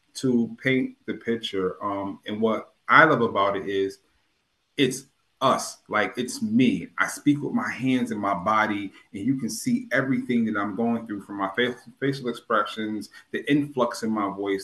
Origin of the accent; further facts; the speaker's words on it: New Haven, Connecticut, United States; also born or lived in Hartford, Connecticut / Hamden, Connecticut; I was born in Yale, uh, Yale New Haven Hospital. Um, I was born in Franklin Street